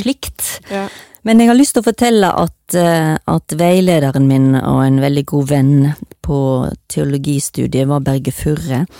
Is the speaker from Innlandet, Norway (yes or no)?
no; Stord, Vestland, Norway; now in Oslo, Norway; jeg kommer fra Stord